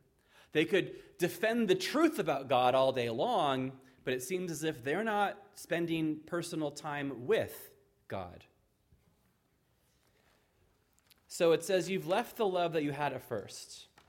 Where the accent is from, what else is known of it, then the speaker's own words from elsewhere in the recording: Ireland; Now, I'm visiting California from Ireland, and I love it here.